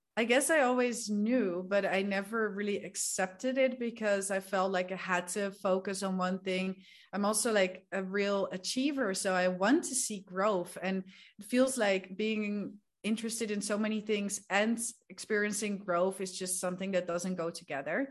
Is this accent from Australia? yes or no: no; Netherlands; moved away as an adult; also born or lived in Spain / England / Peru; I'm from the Netherlands. I'm from a small town there, uh, but I've lived all around the world basically for the past ten years already.